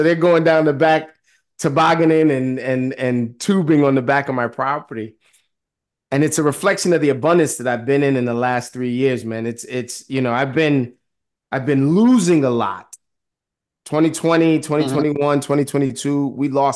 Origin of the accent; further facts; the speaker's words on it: New York City, New York, United States; I am a city boy. I grew up in Harlem and I am in the suburbs.